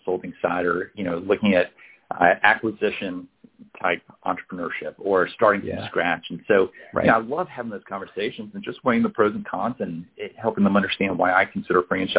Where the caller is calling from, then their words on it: Atlanta, Georgia, United States; Calling from Atlanta, Georgia.